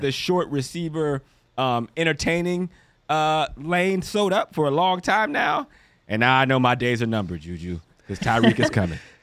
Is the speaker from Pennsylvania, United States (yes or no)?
yes; Johnstown, Pennsylvania, United States; moved away as an adult; also born or lived in Toledo, Ohio / Canada; I grew up in Pittsburgh, outside of Pittsburgh in Pennsylvania, called Johnstown.